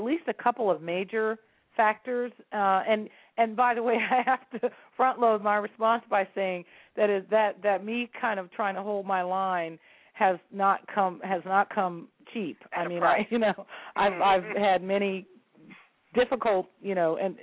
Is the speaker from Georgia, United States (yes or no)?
no; San Francisco, California, United States; San Francisco is my hometown